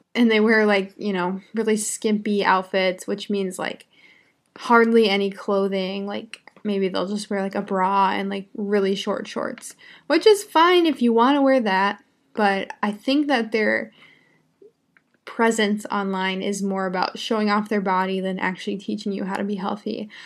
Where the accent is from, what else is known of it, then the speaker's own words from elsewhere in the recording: United States; I'm an American English teacher. I live in the United States